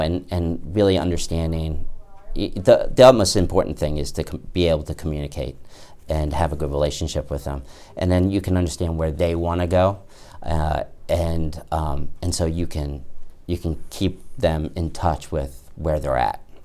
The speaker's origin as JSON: {"language": "English", "town": "Bethesda", "region": "Maryland", "country": "United States", "tie": "born or raised there", "also_born_or_lived": "Washington, D.C. / Ithaca, New York", "moved": "as an adult", "lives_now": "The Plains, Virginia, United States", "said": "I grew up mainly in Bethesda, Maryland"}